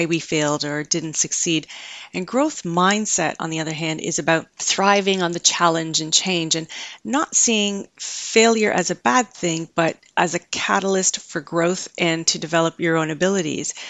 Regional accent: Canada; I grew up in Canada

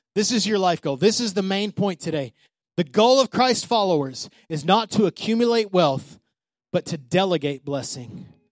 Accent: Odessa, Texas, United States; moved away; Odessa, my hometown

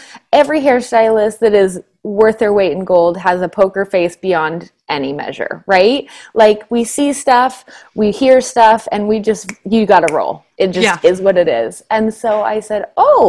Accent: Suncrest, Washington, United States; I grew up in a place called Suncrest

